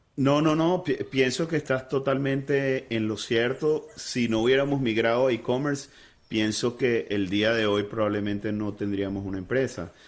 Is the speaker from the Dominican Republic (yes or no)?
no; Venezuela; siendo venezolano y habiendo fundado la empresa en Venezuela